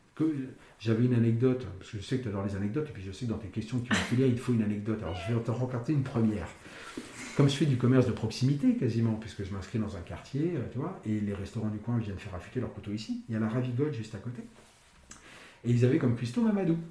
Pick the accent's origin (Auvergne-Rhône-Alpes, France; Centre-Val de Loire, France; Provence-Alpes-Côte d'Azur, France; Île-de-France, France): Île-de-France, France; Paris; Je suis parisien de naissance, je suis parisien d'habitation